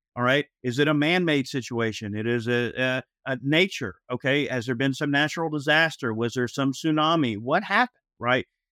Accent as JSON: {"language": "English", "region": "Georgia", "country": "United States", "tie": "born or raised there", "said": "I've lived in Georgia my whole life. I, I have lived literally within, I would say, let's see, Fulton, I have lived within a twenty-five mile radius of the hospital I was born in my whole life"}